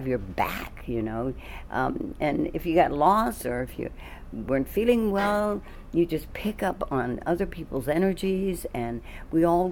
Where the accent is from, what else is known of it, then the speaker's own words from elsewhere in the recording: Washington, District of Columbia, United States; I'm from D.C., Washington, D.C. And I was in a ballet school there